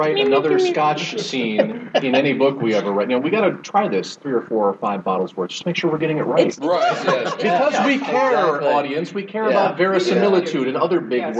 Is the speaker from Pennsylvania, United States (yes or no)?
no; San Diego, California, United States; moved away; I'm originally from San Diego.